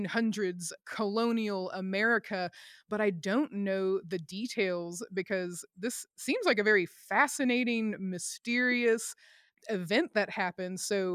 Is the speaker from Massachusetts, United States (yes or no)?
no; Newnan, Georgia, United States; I'm from just south of Atlanta, so Noonan, Georgia.